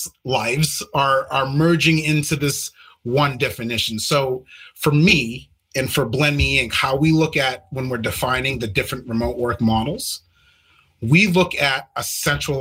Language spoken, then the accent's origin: English; Maine, United States; moved away; I'm originally from Maine